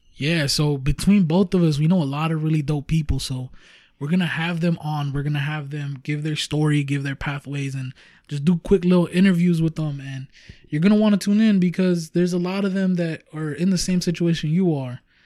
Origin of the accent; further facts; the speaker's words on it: Huntington Park, California, United States; we are from Huntington Park, California